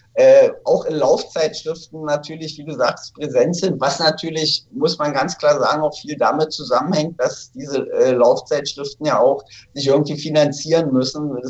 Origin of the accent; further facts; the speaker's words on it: Berlin, Germany; in Berlin, wo ich aufgewachsen bin